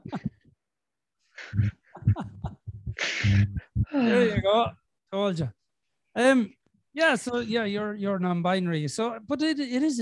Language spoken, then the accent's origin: English; Ireland; As an Irishman